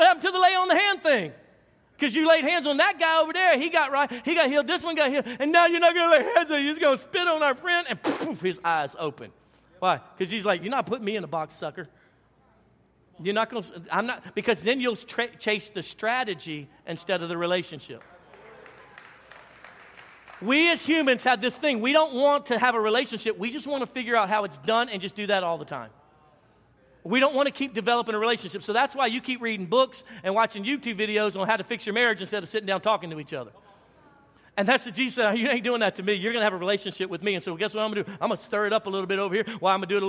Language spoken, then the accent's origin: English; Louisiana, United States; So I came from Louisiana where we had hurricanes, which are pretty powerful, but nothing like a tornado. So when I moved here 18 years ago